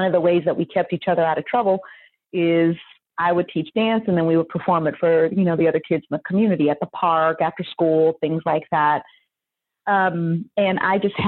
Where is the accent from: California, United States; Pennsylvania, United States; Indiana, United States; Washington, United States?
California, United States; the Bay Area; now in Sacramento, United States; growing up in the Bay